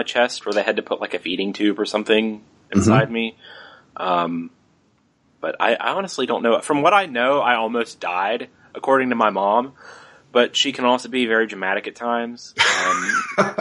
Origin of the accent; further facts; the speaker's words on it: West Virginia, United States; also born or lived in Charlotte, North Carolina; I've lived in West Virginia literally my entire life